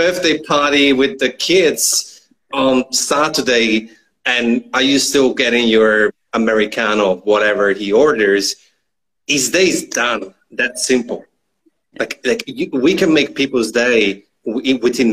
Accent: northern Italy, Italy; It's not far from my hometown. I'm from the northern part of Italy

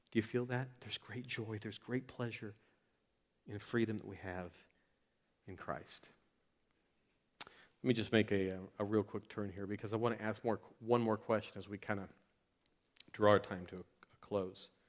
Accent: Florida, United States; I moved from Florida, where we have big gators. Y'all have big spiders here, like big, ugly spiders.

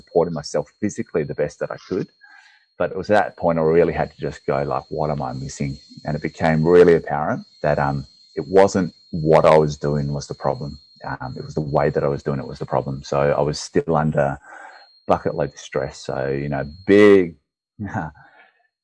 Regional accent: Perth, Western Australia, Australia; I'm from Perth, Western Australia

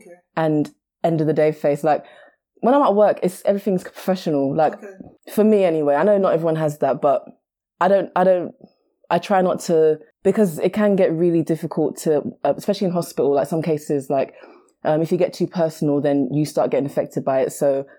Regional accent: Nigeria; Okay. So I'm Nigerian as well.

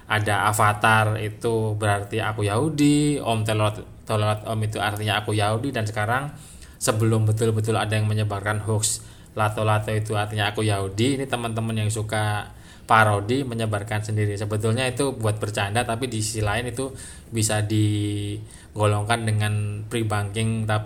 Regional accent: Java, Indonesia; Kalau bahasa Jawanya kata kata etak gitulah ya karena saya Jawa ya.

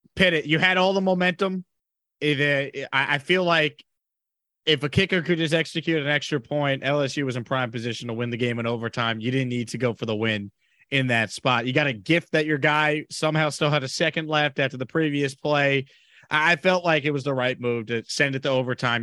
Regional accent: Long Island, New York, United States; moved away as an adult; now in Houston, United States; I grew up on Long Island

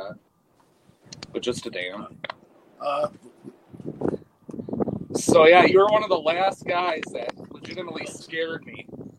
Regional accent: Wisconsin, United States; We're from Wisconsin

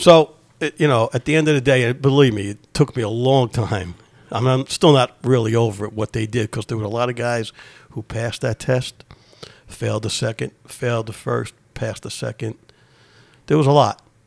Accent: New York City, New York, United States; I grew up in Ozone Park, Queens, New York

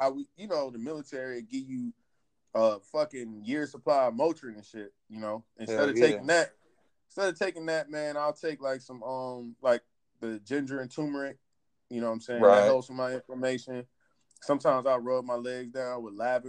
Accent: Alabama, United States; where I'm from, like, growing up in Alabama

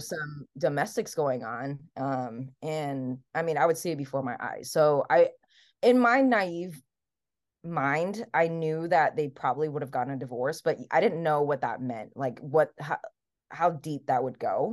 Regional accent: Hawaii, United States; English is a second language; moved away as an adult; also born or lived in Taiwan / New York / California; I am raised in Hawaii, so I was born in Taiwan, and then immigrated to the U S when I was seven

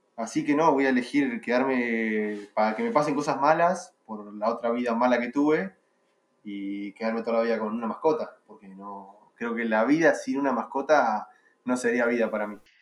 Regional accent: Argentina; dentro de Argentina me muevo por algún otro lado que no sea acá

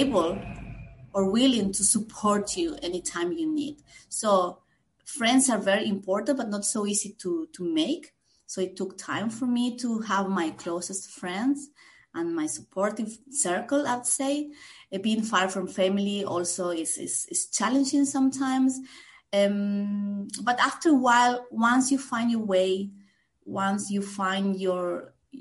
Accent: Santiago del Estero, Argentina; moved away as an adult; also born or lived in Buenos Aires, Argentina; now in Basel, Switzerland; I originally come from the north of Argentina, and my first big move was to from Santiago, my hometown, to Buenos Aires

